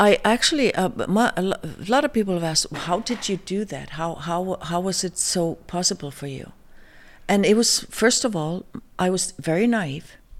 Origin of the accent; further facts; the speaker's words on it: Iceland; moved away as an adult; also born or lived in New York, United States; coming from Iceland